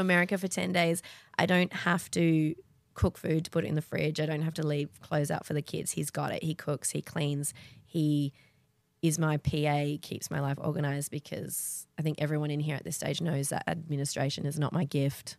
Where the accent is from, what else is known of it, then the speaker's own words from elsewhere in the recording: Perth, Western Australia, Australia; moved away as an adult; also born or lived in Sydney; I grew up in Perth.